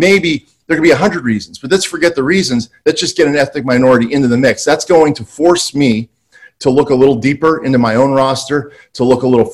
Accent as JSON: {"language": "English", "town": "Pittsburgh", "region": "Pennsylvania", "country": "United States", "said": "I'm from Pittsburgh"}